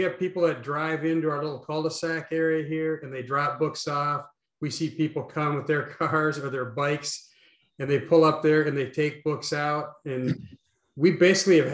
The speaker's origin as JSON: {"language": "English", "region": "Midwest", "country": "United States", "said": "I'm from the Midwest"}